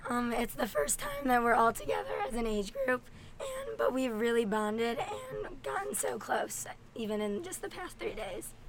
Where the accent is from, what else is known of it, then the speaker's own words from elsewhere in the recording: Texas, United States; I am from Texas